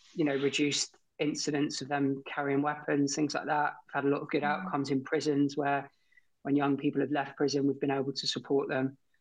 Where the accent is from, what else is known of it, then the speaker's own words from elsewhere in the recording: Torquay, South West England, United Kingdom; I grew up in Torquay in Torbay, um, down in Devon